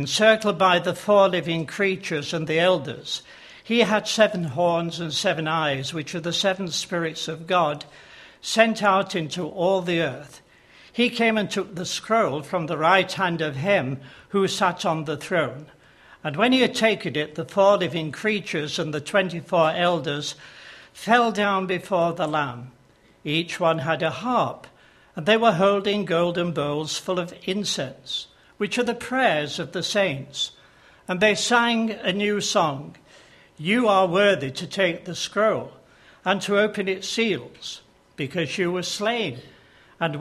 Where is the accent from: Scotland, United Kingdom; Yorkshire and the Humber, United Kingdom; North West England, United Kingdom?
Yorkshire and the Humber, United Kingdom; accent: Yorkshire; As you can tell from my accent, I'm not a Devonian. I come from Yorkshire